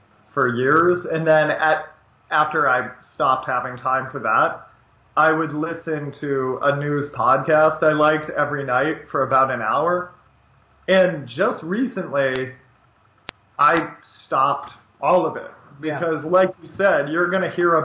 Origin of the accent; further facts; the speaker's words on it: United States; I'm an American